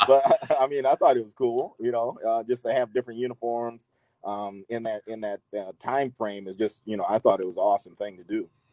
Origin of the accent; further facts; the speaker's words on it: Bettendorf, Iowa, United States; I'm from Midwest and from Iowa, Bettendorf